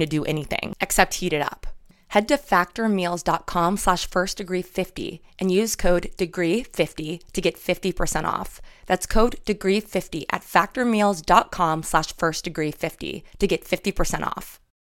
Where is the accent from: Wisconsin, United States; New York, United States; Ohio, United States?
New York, United States; moved away; I'm from New York